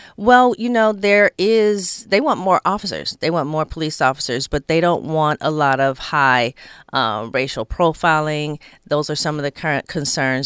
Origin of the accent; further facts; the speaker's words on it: Inglewood, California, United States; I grew up in Inglewood